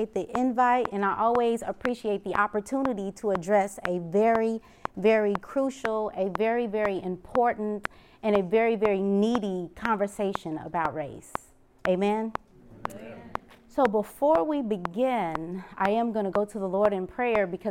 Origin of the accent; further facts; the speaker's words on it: Kansas City, Missouri, United States; I'm from Kansas City